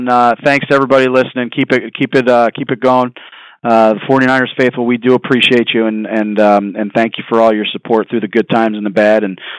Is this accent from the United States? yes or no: yes; Philadelphia, Pennsylvania, United States; moved away; we went back to Philadelphia, my hometown.